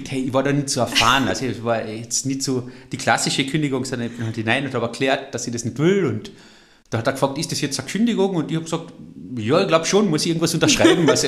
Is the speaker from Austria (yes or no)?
yes; Carinthia, Austria; Und an dem müssen wir arbeiten als Kärntner.